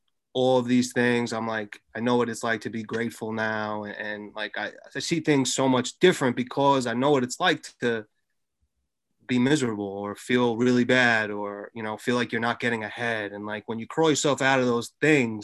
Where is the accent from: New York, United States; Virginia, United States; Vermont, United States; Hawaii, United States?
New York, United States; Long Island; 30 years old, born and raised in Long Island.